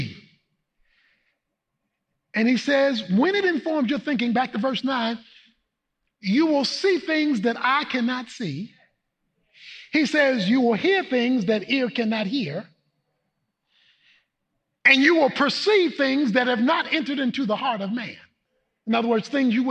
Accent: Baltimore, Maryland, United States; moved away; Baltimore, my hometown

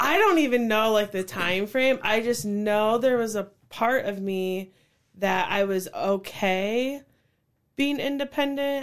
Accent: Cedar Falls, Iowa, United States; I grew up in Cedar Falls since fourth grade

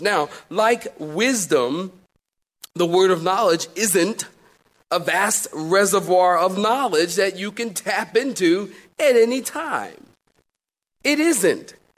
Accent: Philadelphia, Pennsylvania, United States; moved away as an adult; also born or lived in California; now in Raleigh, United States; I'm from Philly

